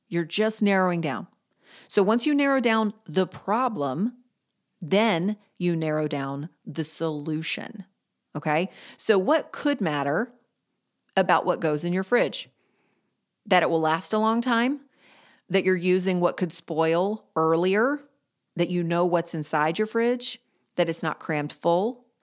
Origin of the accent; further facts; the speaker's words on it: Greensboro, North Carolina, United States; Greensboro, my hometown